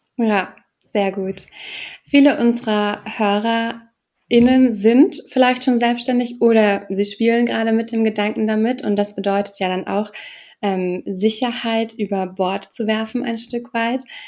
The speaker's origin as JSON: {"language": "German", "country": "Germany", "said": "als Deutsche"}